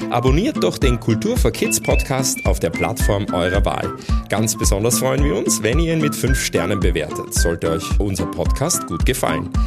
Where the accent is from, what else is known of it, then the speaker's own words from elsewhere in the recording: Vienna, Austria; also born or lived in Italy; bin in Italien geboren, aber in Wien aufgewachsen.